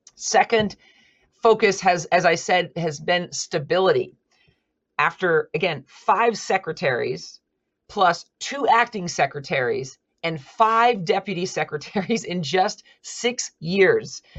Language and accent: English; Wasco County, Oregon, United States; my hometown's county clerk